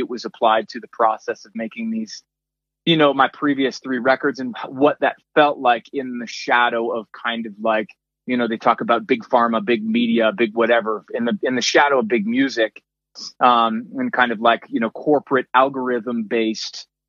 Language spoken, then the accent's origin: English; Maine, United States; town I grew up in Maine